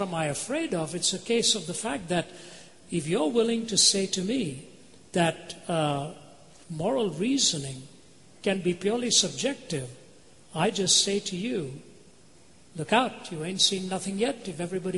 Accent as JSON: {"language": "English", "country": "India", "tie": "born or raised there", "moved": "yes", "said": "Born and raised in India"}